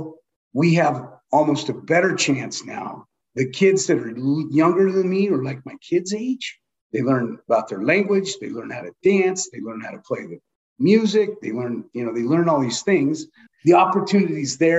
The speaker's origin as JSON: {"language": "English", "town": "Gardnerville", "region": "Nevada", "country": "United States", "tie": "born or raised there", "also_born_or_lived": "Carson City, Nevada", "said": "I'm from Gardnerville, Nevada, born in Carson City Hospital"}